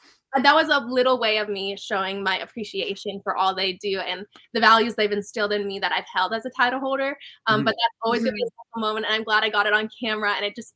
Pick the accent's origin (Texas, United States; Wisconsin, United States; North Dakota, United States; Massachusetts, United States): North Dakota, United States; I'm from North Dakota